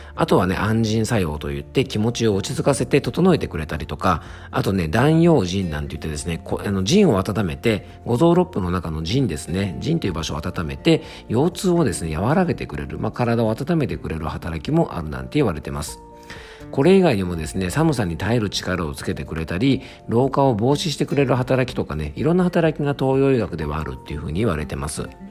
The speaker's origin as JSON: {"language": "Japanese", "region": "Yamanashi", "country": "Japan", "tie": "born or raised there", "said": "僕の地元山梨県の FM 甲府"}